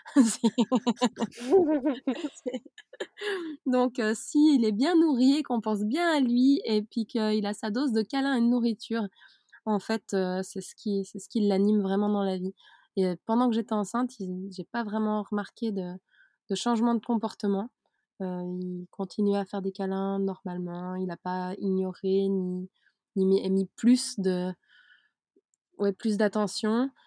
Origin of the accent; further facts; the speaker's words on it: Switzerland; moved away; à la base je suis suisse. Donc j'ai vécu en Suisse dans le système carré qui le système suisse